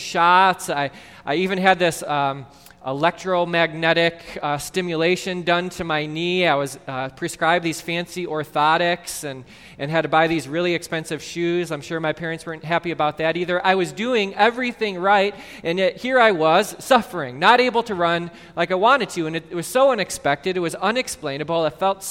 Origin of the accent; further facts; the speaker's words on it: Mount Prospect, Illinois, United States; Growing up in Mount Prospect